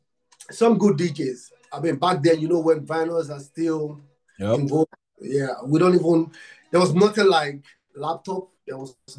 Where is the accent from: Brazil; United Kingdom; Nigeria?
Nigeria; I'm from Africa, Nigeria. I'm from Nigeria